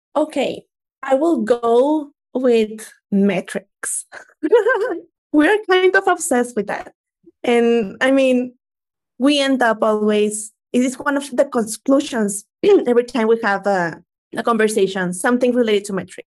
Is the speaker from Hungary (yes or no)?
no; Mexico; I'm from Mexico